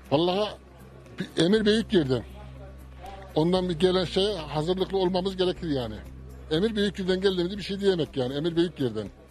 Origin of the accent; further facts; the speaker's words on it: Nevşehir, Turkey; now in Kayseri, Turkey; Ben e, Nevşehir, Nevşehirliyim